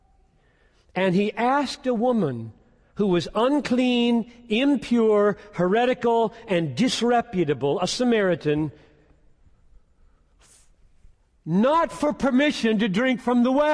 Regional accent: Greenville, South Carolina, United States; my hometown 50 years ago in Greenville, South Carolina

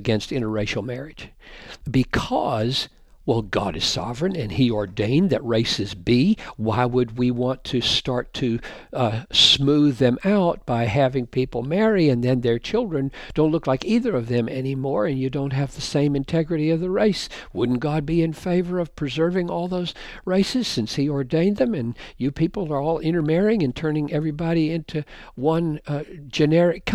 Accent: South Carolina, United States; I married a woman from Georgia, for goodness sakes, and I'm from South Carolina

